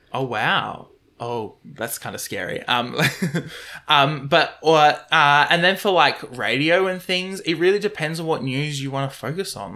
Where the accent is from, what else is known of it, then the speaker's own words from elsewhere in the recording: Moreton Bay, Queensland, Australia; I come from Moreton Bay